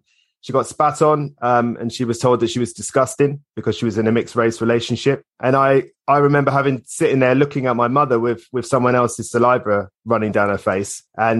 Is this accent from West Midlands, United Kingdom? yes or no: no; Islington, London, United Kingdom; born there; I was born in Islington, believe it or not.